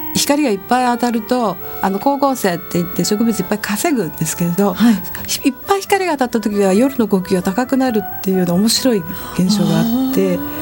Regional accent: Tokyo, Japan; also born or lived in Tottori Prefecture; 東京で育っていますし、えあの田舎は鳥取県で

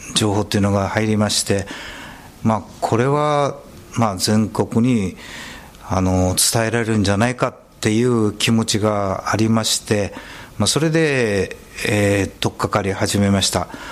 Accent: Sasebo, Nagasaki, Japan; moved away; 私はちょっと九州の佐世保出身なもんですから

